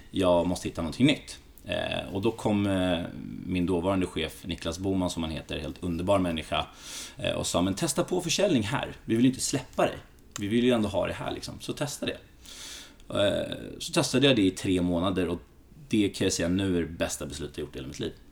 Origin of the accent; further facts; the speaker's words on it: Greece; now in Sweden; som grek så, det är de två sporterna, det är fotboll och basket som är stora i Grekland. Eh, så jag körde i diverse landslag här i Sverige